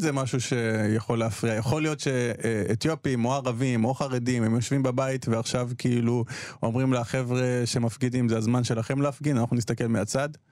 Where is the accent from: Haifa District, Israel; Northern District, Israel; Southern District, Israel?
Southern District, Israel; Beersheba; אני נולדתי שם, כאילו, בבירת הנגב אני נולדתי, אה, בבאר שבע